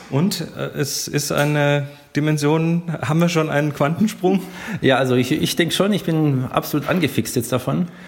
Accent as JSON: {"language": "German", "town": "Bad Homburg", "region": "Hesse", "country": "Germany", "said": "ich komme aus Bad Homburg, Nähe von Frankfurt."}